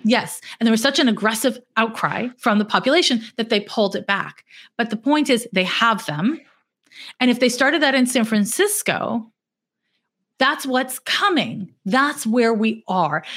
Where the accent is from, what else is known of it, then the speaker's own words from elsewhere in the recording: Montreal, Quebec, Canada; now in United States; I'm from Montreal, Quebec, which is north of Vermont